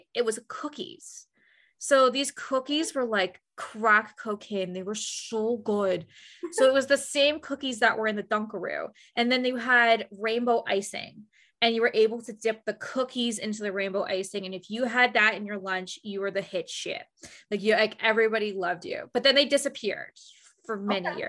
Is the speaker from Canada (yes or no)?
yes; Canada; I'm actually 14 years old and I'm from Canada